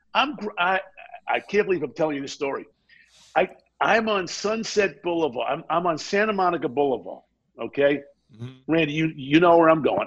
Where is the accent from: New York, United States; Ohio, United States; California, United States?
New York, United States; Baldwin; also born or lived in Brooklyn, New York; first of all, I was born in Brooklyn, New York. I was raised in Baldwin, Strong Island